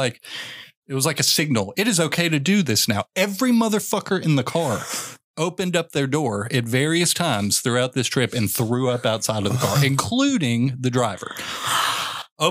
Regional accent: Kentucky, United States; also born or lived in Louisville, Kentucky / LaGrange, Kentucky; I grew up in Western Kentucky. I was born in Louisville. And so my elementary middle school years were in LaGrange, Kentucky, which is Eastern Kentucky

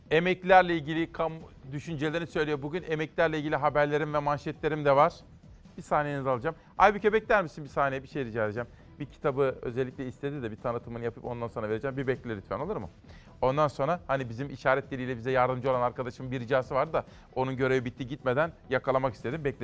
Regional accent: Trabzon, Turkey; Güzel memleketim Trabzon'un düşman işgalinden kurtuluşunun 102. yılı.

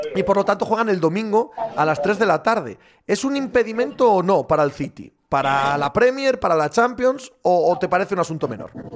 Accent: Cangas de Narcea, Asturias, Spain; mi pueblo, en Cangas de Narcea

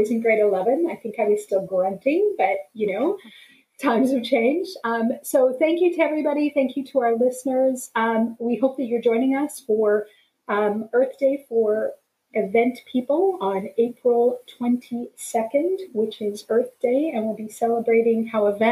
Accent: Alberta, Canada; I'm born and raised in Alberta.

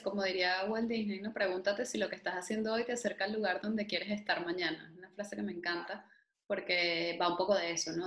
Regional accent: Venezuela; moved away; Entre venezolanos

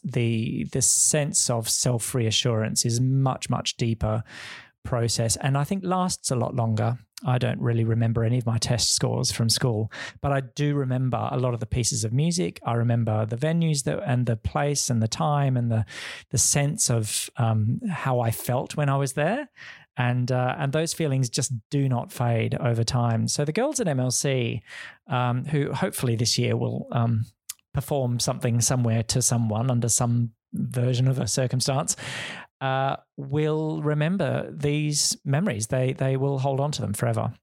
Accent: Perth, Western Australia, Australia; moved away as an adult; also born or lived in Wheatbelt, Western Australia / London / Hong Kong; coming back to Perth, um, which is my hometown

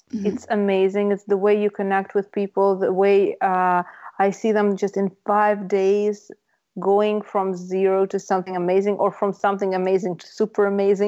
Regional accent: Russia; moved away; I come from Russia

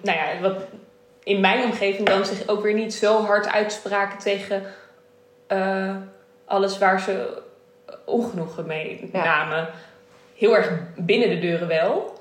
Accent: Netherlands; is het Indisch zijn in Nederland. Dat is wie ik ben, waar ik vandaan kom

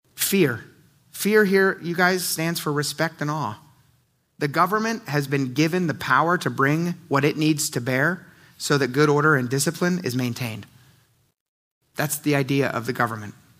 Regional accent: United States; as American Christians

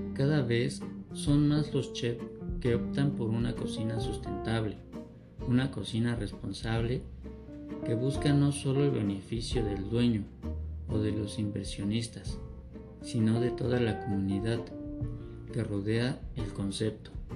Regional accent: Mexico; nosotros como mexicanos

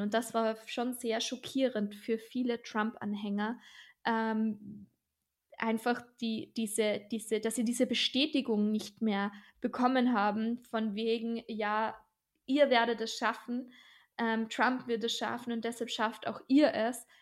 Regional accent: Austria; bei uns in Österreich

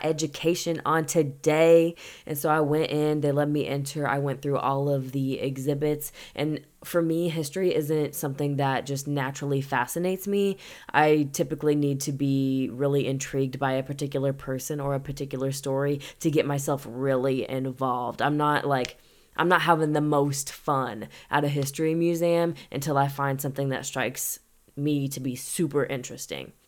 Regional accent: St. Louis, Missouri, United States; moved away; I was visiting my hometown, town, and I was in Saint Louis

